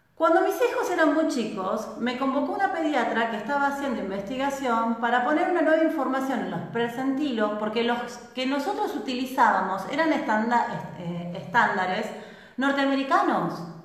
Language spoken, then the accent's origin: Spanish; Argentina